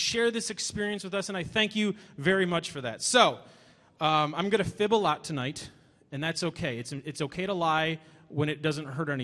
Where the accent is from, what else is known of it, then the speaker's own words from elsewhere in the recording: Chicago, Illinois, United States; I'm from Chicago